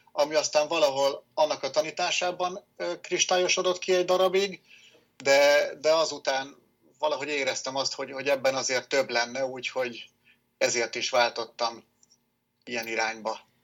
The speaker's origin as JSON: {"language": "Hungarian", "town": "Nyíregyháza", "region": "Szabolcs-Szatmár-Bereg", "country": "Hungary", "tie": "born or raised there", "said": "Nyíregyházán születtem, jelenleg is itt élek"}